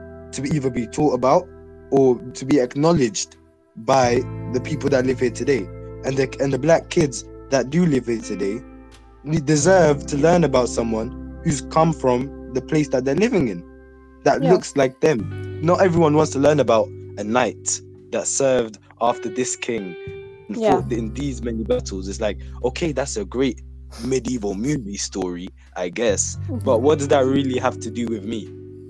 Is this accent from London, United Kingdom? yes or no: no; Handsworth, West Midlands, United Kingdom; And it's like, so because you're from Quinton and I'm from Handsworth, we've ended up like this.